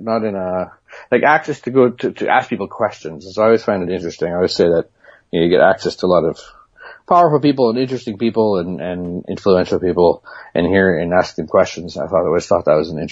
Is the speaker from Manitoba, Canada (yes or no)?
yes; Interlake, Manitoba, Canada; moved away as an adult; also born or lived in Chicago / New York / London / Singapore; now in Hong Kong; I'm a Manitoba boy. I grew up in the Interlake and on a farm.